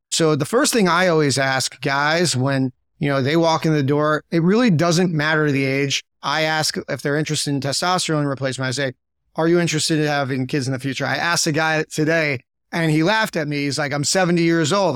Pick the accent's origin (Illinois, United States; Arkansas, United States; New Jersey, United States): New Jersey, United States; moved away as an adult; also born or lived in Chicago; now in Miami, United States; originally from New Jersey